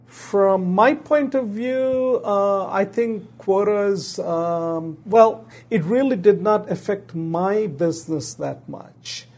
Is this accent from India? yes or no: no; Pakistan; also born or lived in Bangladesh / England; now in United States; I was born in Pakistan.